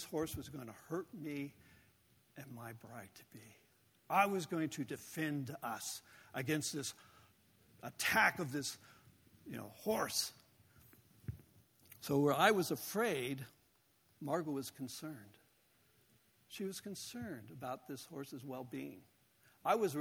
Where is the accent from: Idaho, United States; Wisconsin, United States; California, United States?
California, United States; Southern; moved away; growing up in Southern California